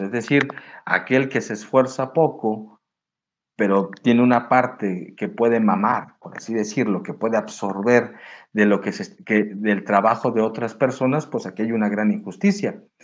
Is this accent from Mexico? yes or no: yes; Mexico; Nosotros en México